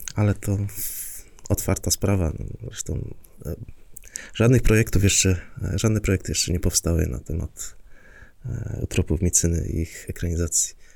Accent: Silesian Voivodeship, Poland

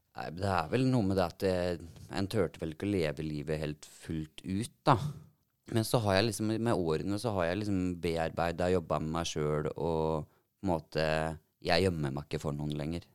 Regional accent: Telemark, Norway; Jeg eh, bor i Telemark og har bodd der så å si hele livet.

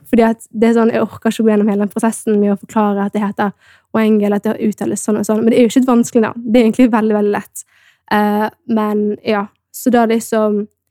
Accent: Norway; er opprinnelig fra Etiopia men jeg er da født og oppvokst i Norge

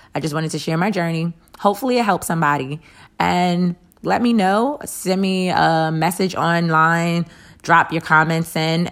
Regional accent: Jacksonville, Florida, United States; I am from Jacksonville

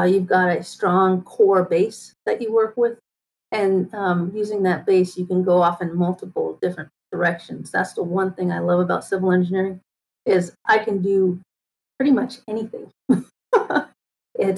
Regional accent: New York, United States; moved away as an adult; I grew up in New York

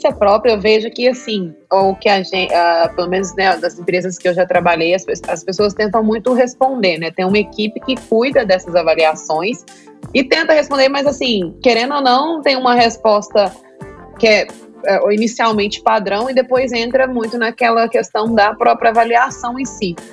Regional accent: Belo Horizonte, Minas Gerais, Brazil; now in San Francisco, United States; eu sou de Belo Horizonte, mas estou morando atualmente em São Francisco

